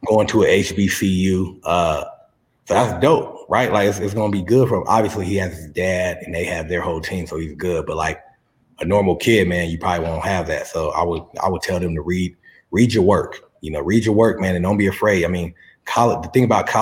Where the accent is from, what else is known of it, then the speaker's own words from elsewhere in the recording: San Diego, California, United States; also born or lived in La Mesa, California; I'm from San Diego